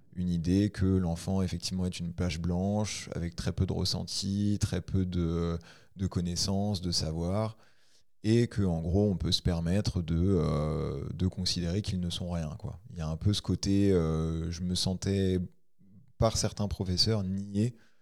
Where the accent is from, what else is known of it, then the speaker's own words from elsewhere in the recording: Ain, Auvergne-Rhône-Alpes, France; Je suis de l'Ain